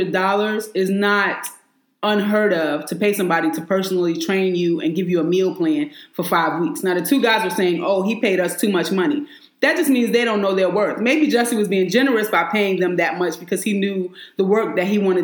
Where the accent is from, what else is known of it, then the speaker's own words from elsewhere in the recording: New York, United States; I'm from New York.